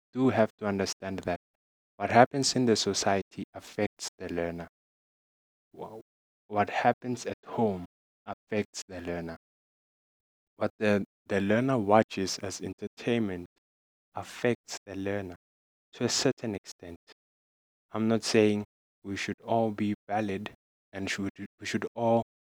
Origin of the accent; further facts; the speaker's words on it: Middelburg, Mpumalanga, South Africa; I'm from Middelburg, Mpumalanga, South Africa